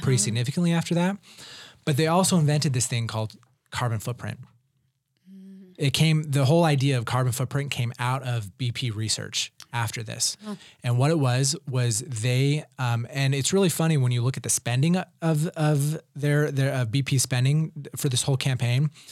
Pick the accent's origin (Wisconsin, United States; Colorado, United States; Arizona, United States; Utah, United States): Utah, United States; Provo; I grew up in Provo